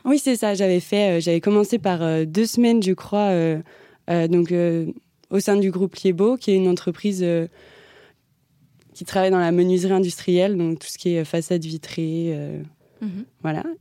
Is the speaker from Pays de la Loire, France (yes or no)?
yes; Mortagne-sur-Sèvre, Pays de la Loire, France; moved away as an adult; now in Paris, France; je viens de Vendée, donc voilà, je suis arrivée à Paris il n'y a pas si longtemps que ça.